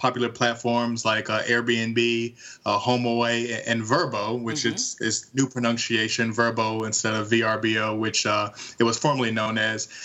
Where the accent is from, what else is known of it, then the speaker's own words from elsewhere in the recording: Dayton, Ohio, United States; my hometown of Dayton, Ohio